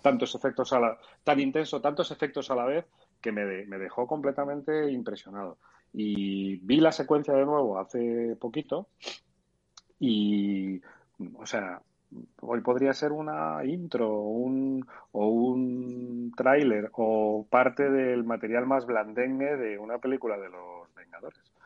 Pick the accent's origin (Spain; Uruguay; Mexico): Spain; somos los españoles